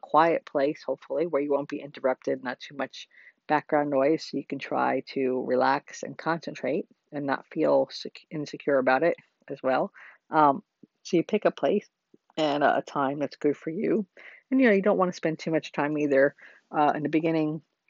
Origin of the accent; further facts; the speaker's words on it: New Jersey, United States; I come from New Jersey myself